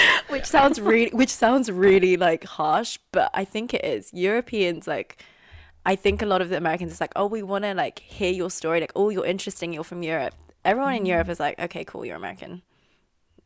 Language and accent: English; London, United Kingdom; accent: RP; moved away as an adult; now in United States; We're all from Northwest London